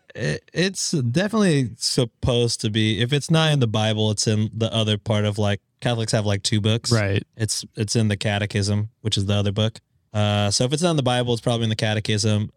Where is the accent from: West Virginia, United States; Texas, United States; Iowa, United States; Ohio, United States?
Texas, United States; I love being a Texan